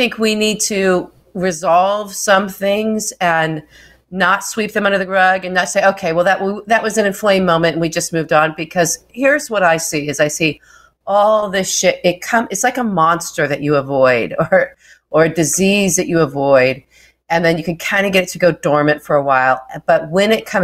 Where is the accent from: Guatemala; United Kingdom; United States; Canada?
United States; Wichita, Kansas; moved away; a big part of my growing up from age 6 to 16, I grew up in Wichita, Kansas